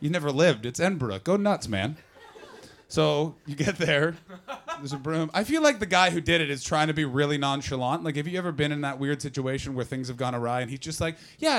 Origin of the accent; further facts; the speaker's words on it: Canada; I'm a Canadian